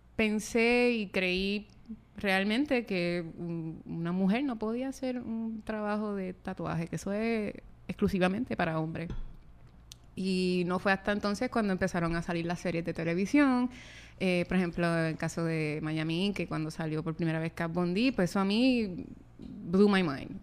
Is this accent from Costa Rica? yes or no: no; San Germán, Puerto Rico; de donde yo vengo, de San Germán